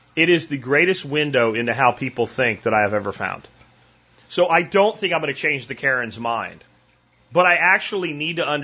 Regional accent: Pennsylvania, United States; moved away as an adult; I grew up in Pennsylvania

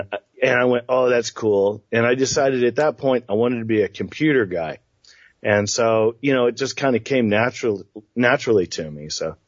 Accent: Tulsa, Oklahoma, United States; also born or lived in Tokyo, Japan; I grew up as an army brat and as a kid, and I was born in Tokyo, Japan, actually, which is always one of the fun facts I love to throw out into a party. But I grew up in Tulsa after my dad retired in 1972.

